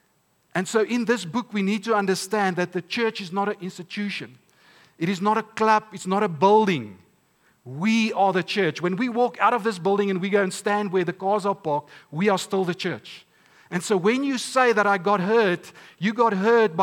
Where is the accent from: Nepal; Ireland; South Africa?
South Africa; Stellenbosch, Western Cape; I'm from Stellenbosch